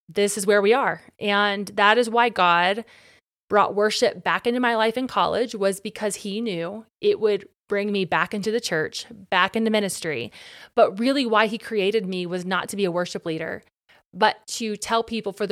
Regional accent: Ohio, United States; I want to go back home to Ohio where I could lead worship on a differ

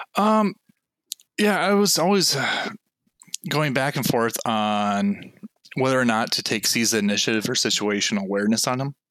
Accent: Minnesota, United States; I'm actually from Minnesota. oh, uh, cool. Yep. So the Twin Cities area.

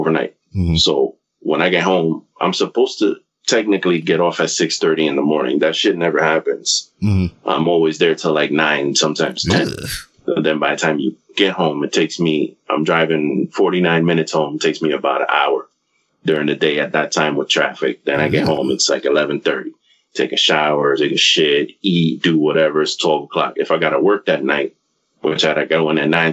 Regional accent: New York, United States; now in Florida, United States; I still consider myself a New Yorker

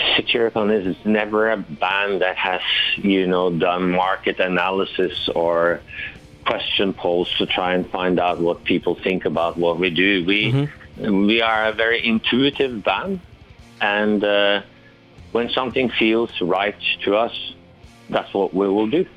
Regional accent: Norway; in Norway, of course, it's the same yet in a different way. We have um, a strong cultural heritage, dramatic nature, dramatic weather

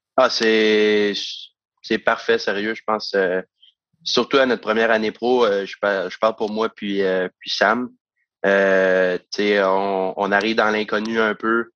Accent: Saint-Eustache, Quebec, Canada; c'est un peu d'où je viens, de, de Saint-Eustache

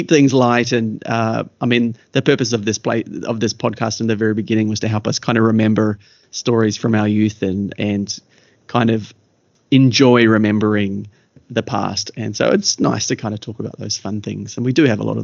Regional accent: Kaikohe, Northland, New Zealand; also born or lived in Kerikeri; now in Australia; our early years growing up in Kaikohe

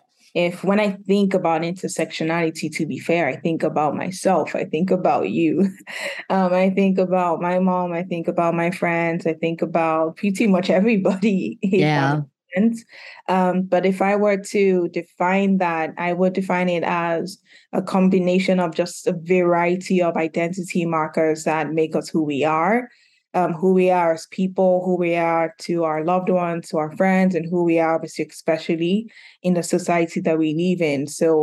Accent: Nigeria; also born or lived in United Kingdom; now in Philadelphia, United States; I'm a licensed professional counselor based in Philadelphia. I grew up in Nigeria, grew up in the UK, and moved to Philadelphia 6-7 years ago now.

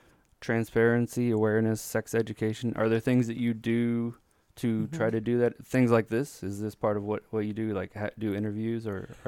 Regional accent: Texas, United States; accent: Texan; I was raised in Texas. You can tell by the accent, right?

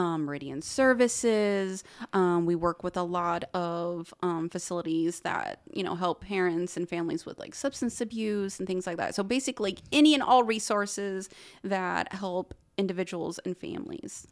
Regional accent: Muncie, Indiana, United States; I am from Muncie, born and raised

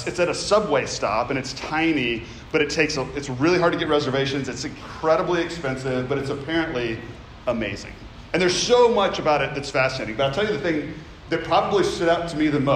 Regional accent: Memphis, Tennessee, United States; I grew up in Memphis

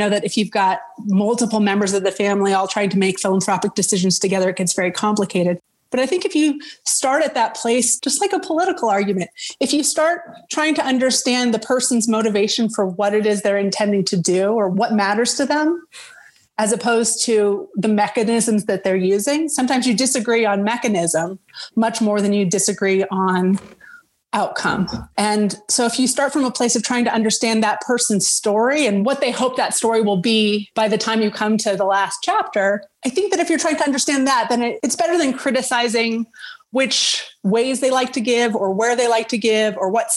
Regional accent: Denver, Colorado, United States; moved away as an adult; also born or lived in Seattle / Boston; I am from Denver and I'm living in Denver again

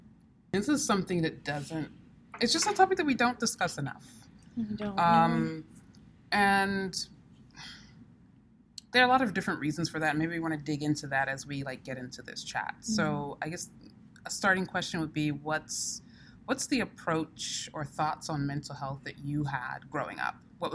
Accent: Sierra Leone; Now, I come from Sierra Leone, and like throughout my childhood, Sierra Leone was in a protracted civil war.

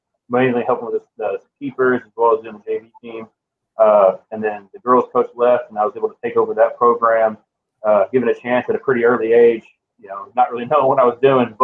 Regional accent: West Columbia, Texas, United States; I'm actually from West Columbia.

